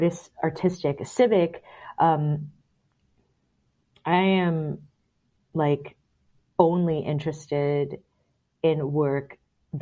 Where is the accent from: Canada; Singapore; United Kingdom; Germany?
Singapore; now in United States; So I grew up in Singapore, and then I also grew up as a very conservative Christian